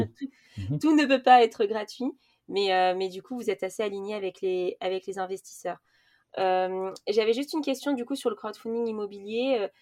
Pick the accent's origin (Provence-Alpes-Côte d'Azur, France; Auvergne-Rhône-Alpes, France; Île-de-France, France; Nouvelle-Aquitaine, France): Île-de-France, France; Paris; je viens de Paris